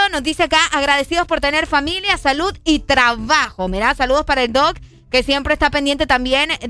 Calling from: Tela, Atlántida, Honduras; de Tela, como siempre.

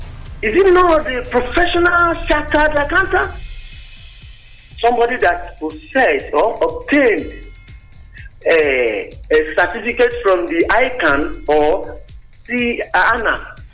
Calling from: Itaoshin, Ogun State, Nigeria; from Itaoshin.

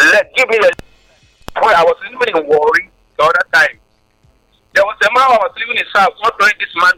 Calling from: Rwanda; I'm calling from Rwanda.

